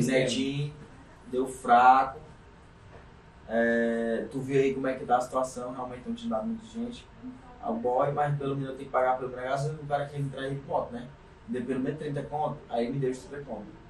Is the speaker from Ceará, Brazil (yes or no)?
yes; Caucaia, Ceará, Brazil; Vivi e nasci na Calcaia, tô até lá, até hoje